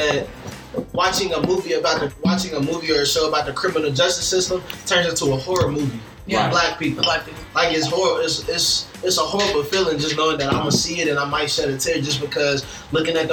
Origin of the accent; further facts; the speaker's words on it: Louisville, Kentucky, United States; I'm from Louisville. I go to U of L, graduate next year